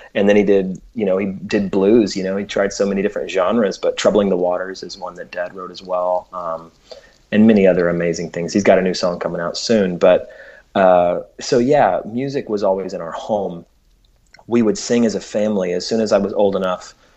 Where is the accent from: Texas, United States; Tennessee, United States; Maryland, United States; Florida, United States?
Tennessee, United States; Memphis; we were raised in Memphis, Tennessee